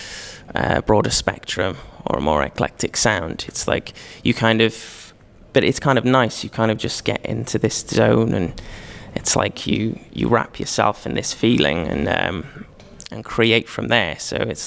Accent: Cardiff, Wales, United Kingdom; I'm from Cardiff

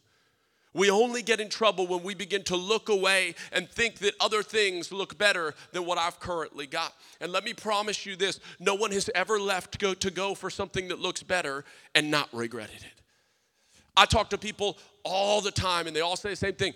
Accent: South Louisiana, United States; I'm a Cajun. I'm from South Louisiana. We didn't have sushi

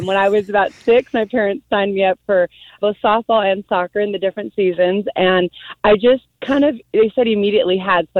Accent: Southern California, United States; I am from Southern California. I grew up here

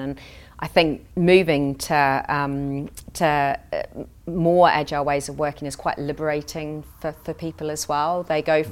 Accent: New Zealand; moved away as an adult; now in United Kingdom; I grew up in New Zealand.

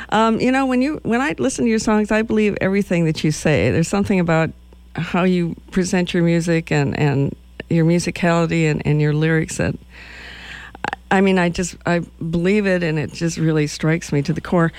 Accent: Madison, Wisconsin, United States; I'm from Madison, Wisconsin

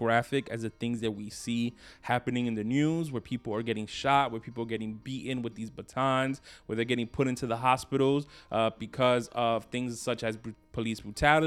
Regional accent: New York City, New York, United States; I grew up in Brooklyn, New York

